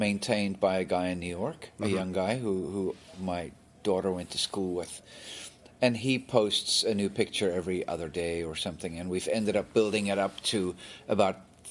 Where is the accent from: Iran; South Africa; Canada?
South Africa; When I was a teenager growing up in South Africa